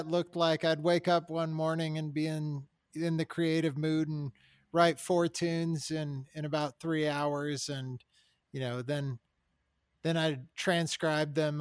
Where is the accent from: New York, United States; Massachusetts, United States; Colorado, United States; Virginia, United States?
Colorado, United States; I grew up here in Colorado